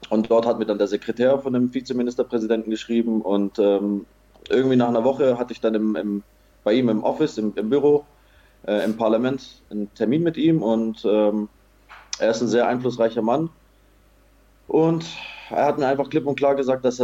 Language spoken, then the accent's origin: German; Erbil, Kurdistan Region, Iraq; in Nordirak, in die autonome Regierung Kurdistan, in meine Heimatstadt Erbil kommt